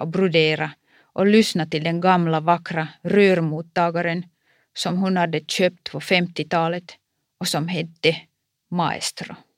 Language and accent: Swedish; Kuopio, North Savo, Finland; Min hemstad Kuopio